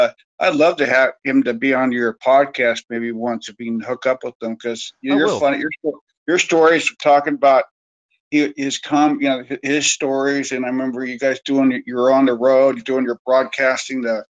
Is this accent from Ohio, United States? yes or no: no; Bay Area, California, United States; we're both from the Bay Area.